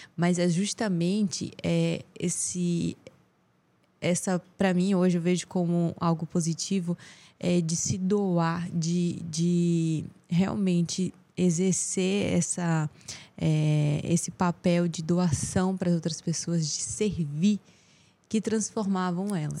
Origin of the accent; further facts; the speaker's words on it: Teresina, Piauí, Brazil; eu cresci aqui em Teresina